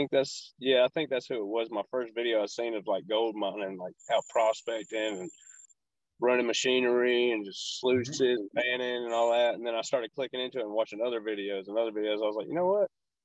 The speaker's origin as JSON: {"language": "English", "town": "Walhalla", "region": "South Carolina", "country": "United States", "tie": "born or raised there", "said": "in my hometown, I used to live in Wahala, South Carolina, in the mountains."}